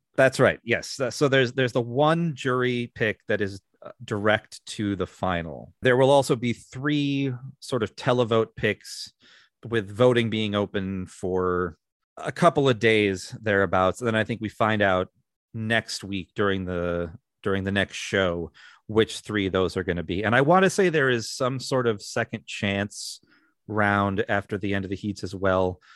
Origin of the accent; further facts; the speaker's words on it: Minnesota, United States; my home state of Minnesota